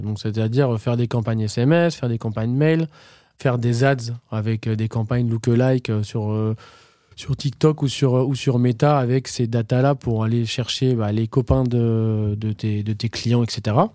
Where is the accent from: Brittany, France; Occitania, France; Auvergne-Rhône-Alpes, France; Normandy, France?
Normandy, France; je viens de Normandie